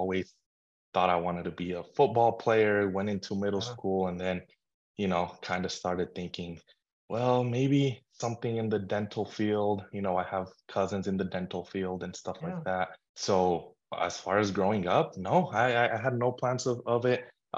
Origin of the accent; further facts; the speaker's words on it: Vail, Colorado, United States; I was born in Colorado, small little town in Vail, Colorado.